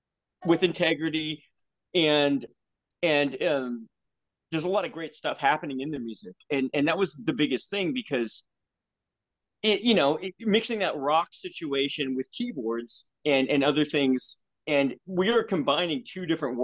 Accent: California, United States; moved away; I wasn't living in California. I'm from California, but I wasn't living in California at the time.

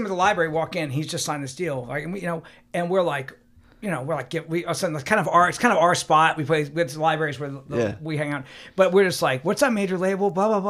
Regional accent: Columbus, Ohio, United States; growing up in Columbus

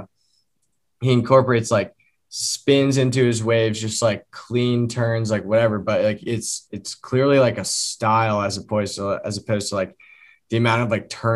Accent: Vermont, United States; I grew up in Vermont

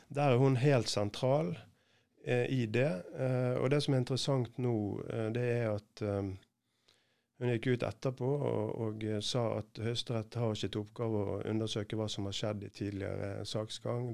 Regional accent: Bergen, Vestland, Norway; jobber i et team sammen med Tom Benjaminsen, heter han, en annen bergenser

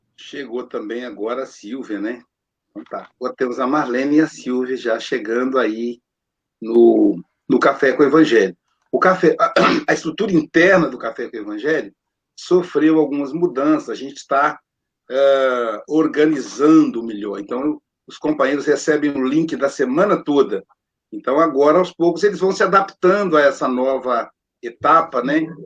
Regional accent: Muriaé, Minas Gerais, Brazil; eu sou de Muriaé

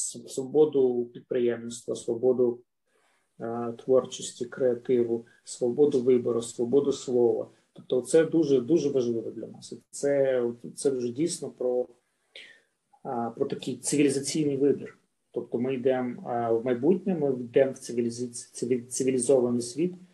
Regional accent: Luhansk, Luhansk Oblast, Ukraine; я з Луганська

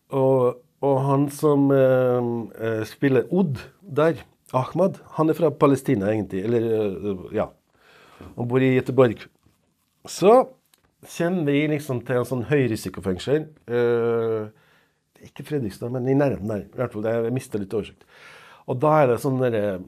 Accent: Serbia; Norwegian is a second language; moved away as an adult; now in Trondheim, Norway; jeg kom fra Serbia

